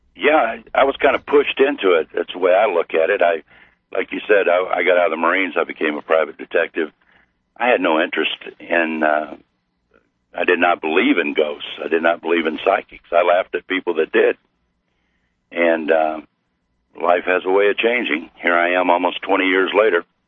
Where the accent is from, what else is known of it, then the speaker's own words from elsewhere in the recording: Missouri, United States; I'm from Missouri